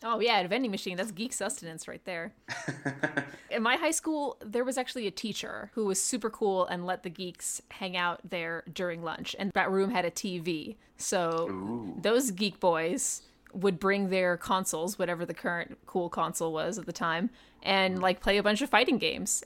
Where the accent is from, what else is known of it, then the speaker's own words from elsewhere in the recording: Los Angeles, California, United States; moved away as an adult; also born or lived in New Mexico / New Jersey; now in California, United States; I grew up just in Los Angeles, specifically around Hollywood